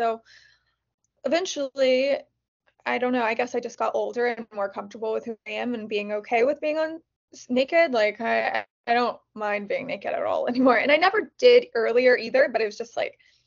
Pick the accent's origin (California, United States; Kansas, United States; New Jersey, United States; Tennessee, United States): Kansas, United States; moved away as an adult; now in Los Angeles, United States; I was from Kansas